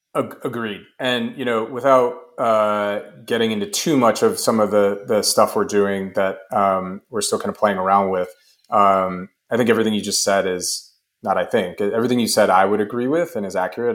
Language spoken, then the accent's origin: English; United States; as an American